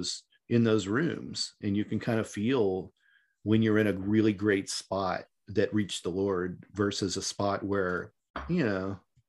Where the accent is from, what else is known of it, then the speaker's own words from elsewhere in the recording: Midwest, United States; And I mean, I grew up in the Midwest.